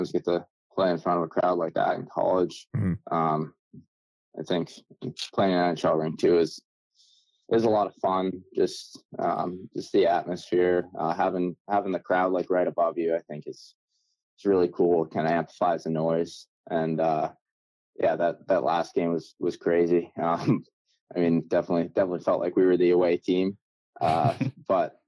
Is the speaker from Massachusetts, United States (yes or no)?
yes; Massachusetts, United States; since I was a kid growing up in Massachusetts.